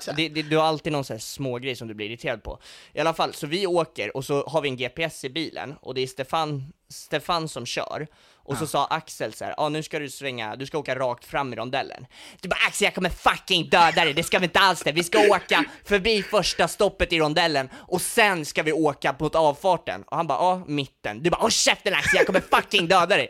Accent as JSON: {"language": "Swedish", "town": "Stockholm", "region": "Stockholm County", "country": "Sweden", "said": "Jag, jag är från Stockholm"}